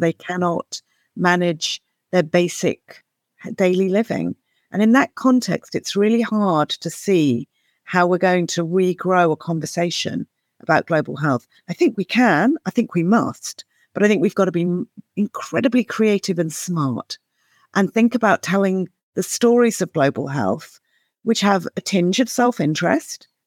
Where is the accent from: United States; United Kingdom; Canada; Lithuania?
United Kingdom; as a Brit